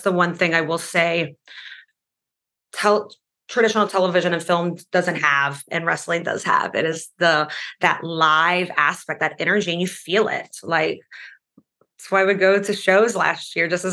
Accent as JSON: {"language": "English", "country": "Latvia", "tie": "born or raised there", "moved": "yes", "said": "I grew up in Latvia"}